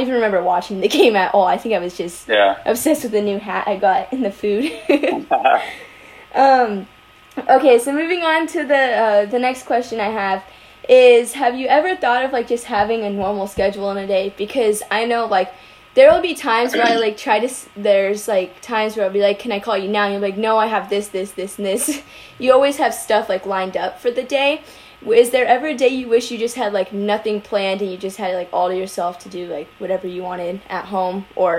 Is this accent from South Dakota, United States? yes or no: no; San Diego, California, United States; because I grew up in San Diego